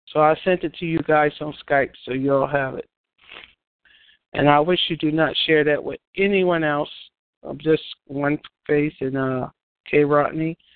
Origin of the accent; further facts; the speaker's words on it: New York, United States; I'm from New York.